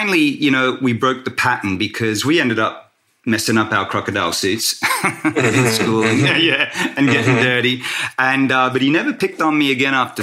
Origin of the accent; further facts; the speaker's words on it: Australia; I'm of Singaporean Australian heritage, and I grew up in a white Australia at the time